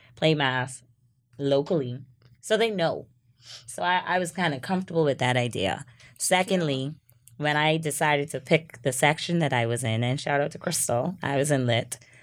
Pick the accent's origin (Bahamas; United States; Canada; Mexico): Bahamas; Freeport, Grand Bahama; I'm also from Freeport